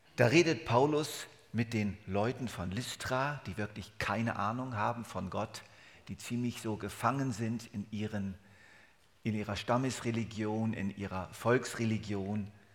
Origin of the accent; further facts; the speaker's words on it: Germany; accent: Hochdeutsch; moved away as an adult; now in Switzerland; 29 Jahre Deutschland, 42 Jahre Schweiz, das ist mein Leben.